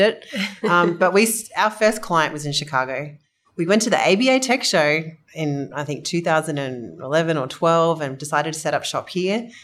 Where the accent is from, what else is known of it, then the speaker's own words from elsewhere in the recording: Australia; You can probably tell I'm Australian.